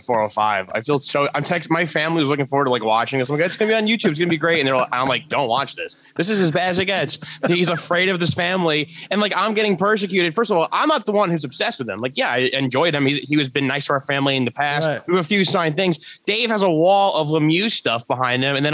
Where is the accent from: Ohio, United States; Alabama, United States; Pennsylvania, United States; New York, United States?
New York, United States; New York City; I grew up in Staten Island